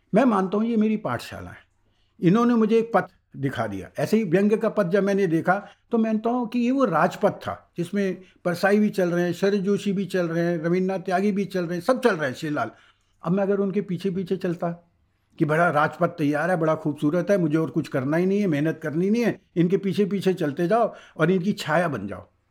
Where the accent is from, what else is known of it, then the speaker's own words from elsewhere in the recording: Allahabad, Uttar Pradesh, India; मेरा जन्म इलाहाबाद में हुआ है